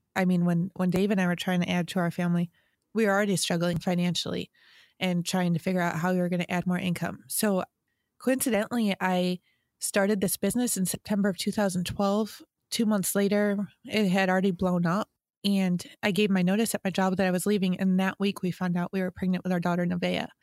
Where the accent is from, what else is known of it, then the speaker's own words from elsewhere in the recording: New York, United States; I'm a New Yorker.